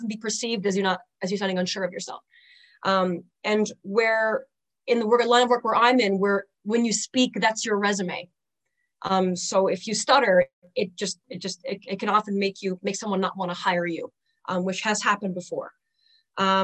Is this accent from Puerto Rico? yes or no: no; Newfoundland and Labrador, Canada; I am a local, born and raised in Newfoundland